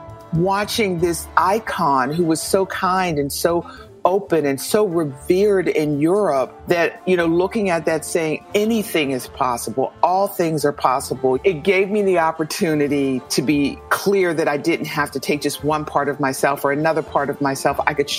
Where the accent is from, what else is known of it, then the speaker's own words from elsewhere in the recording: Pittsburgh, Pennsylvania, United States; I am the quintessential African-American singer. I grew up in the church. I'm from Pittsburgh, Pennsylvania. So I grew up in this working-class, blue-collar neighborhood.